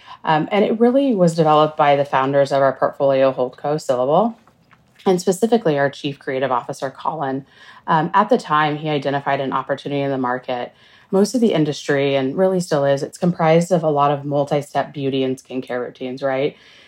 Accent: West Coast, United States; now in New York City, United States; So I'm in New York City now, and I've been here almost 20 years, but I was born and raised on the West Coast

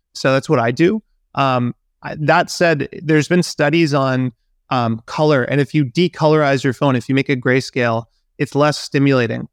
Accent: Vancouver, British Columbia, Canada; moved away; in my hometown

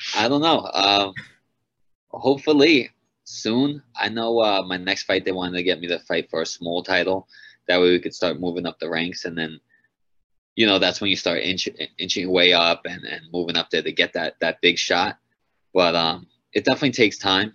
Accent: Long Island, New York, United States; my first five fights were all in Long Island, in my hometown

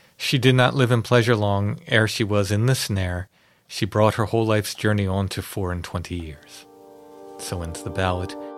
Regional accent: Maryland, United States; growing up in Maryland.

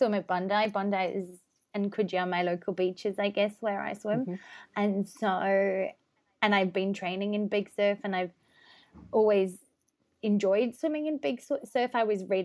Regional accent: South Africa; also born or lived in Durban, South Africa; I grew up in South Africa. I lived in Durban on the coast for a couple of years

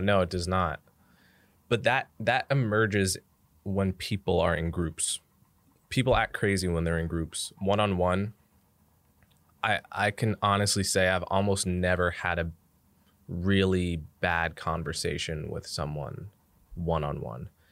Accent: Montclair, New Jersey, United States; now in New York City, United States; I grew up in New Jersey. I grew up in Montclair, New Jersey, which is like a thirty minute drive outside the city

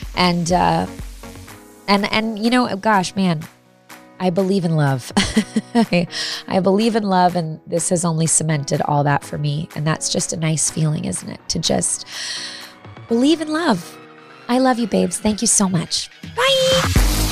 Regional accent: Midwest, United States; We're both from the Midwest

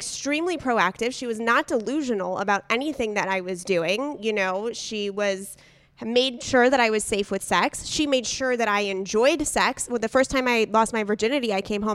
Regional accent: San Diego, California, United States; we grew up in San Diego together

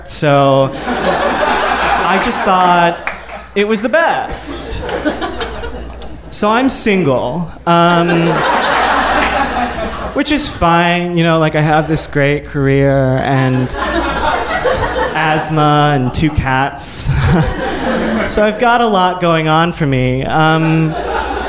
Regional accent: Midwest, United States; growing up in the Midwest, in a very evangelical Christian home

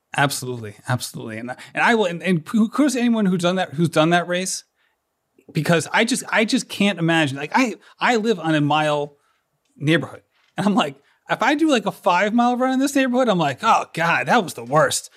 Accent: Rhode Island, United States; I'm from Rhode Island

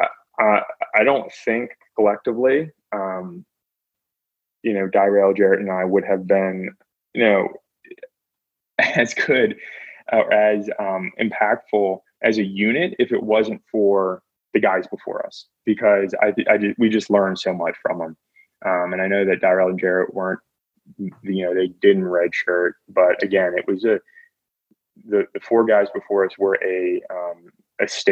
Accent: Lexington, United States; growing up in Lexington

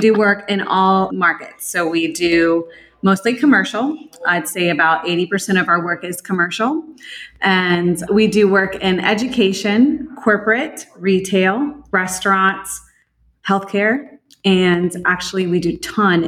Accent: Florida, United States; I am a sixth generation Floridian, which in itself is pretty rare. Born and raised in Florida

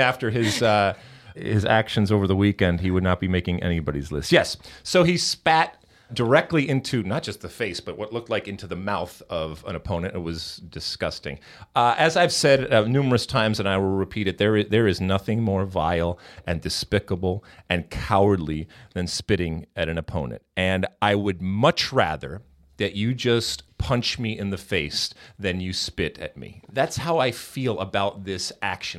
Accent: Midwest, United States; growing up in, uh, in the Midwest in the seventies and eighties

